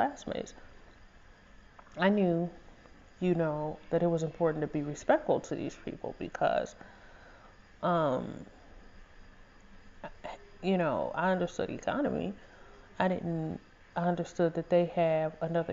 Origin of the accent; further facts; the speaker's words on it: Detroit, Michigan, United States; also born or lived in North End, Detroit / Hamtramck; I was born and raised in Southwest Detroit